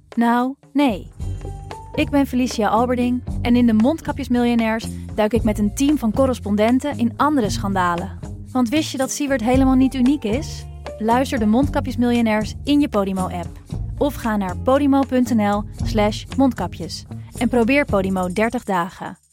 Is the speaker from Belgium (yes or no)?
no; Netherlands; wij stellen onszelf als Nederlanders graag